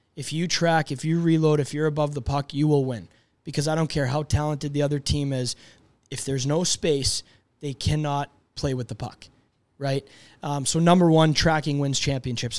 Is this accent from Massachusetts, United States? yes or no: yes; Boston, Massachusetts, United States; I grew up in Boston